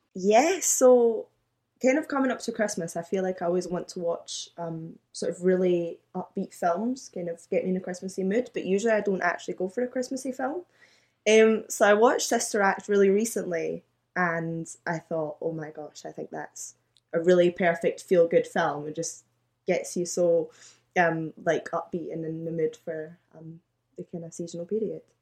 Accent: Glasgow, Scotland, United Kingdom; born and raised in Glasgow

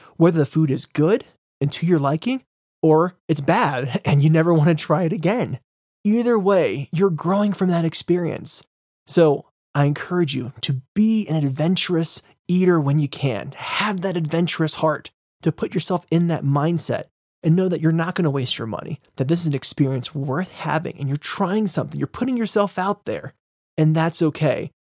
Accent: United States; I'm American

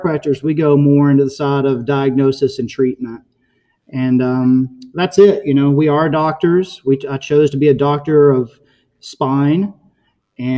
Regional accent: Alabama, United States; now in Naples, United States; I grew up in Alabama, fishing on Lake Gunnersville and Tennessee River

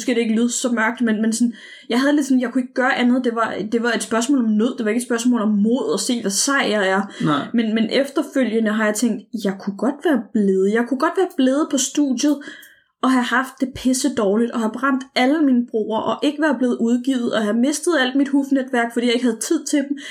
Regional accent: Copenhagen, Capital Region of Denmark, Denmark; jeg var en ung pige, og jeg var fra København og havde en anden dialekt.

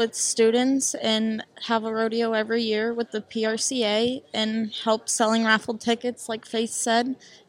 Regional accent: Frankfort, Kansas, United States; I'm the Miss Rodeo Topeka Queen, and I'm from Frankfort, Kansas.

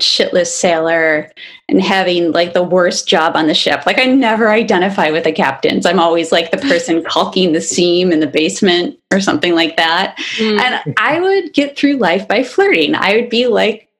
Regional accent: Kalamazoo, Michigan, United States; also born or lived in Detroit, Michigan / Monroe, Michigan; when I was like maybe 4 or 5, we moved to Kalamazoo

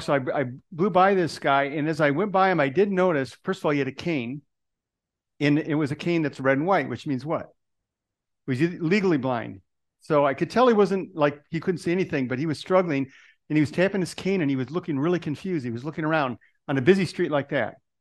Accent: Detroit, Michigan, United States; moved away; That's where I was born. I'm from Detroit originally.

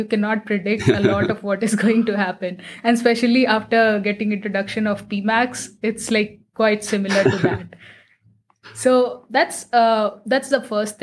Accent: Patna, Bihar, India; I am sitting in my hometown that is situated in Patna

